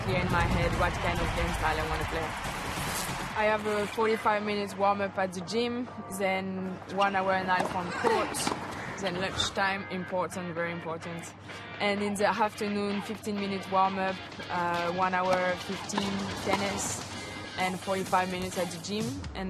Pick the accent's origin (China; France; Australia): France; Lyon, Auvergne-Rhône-Alpes; English is a second language; I'm from Lyon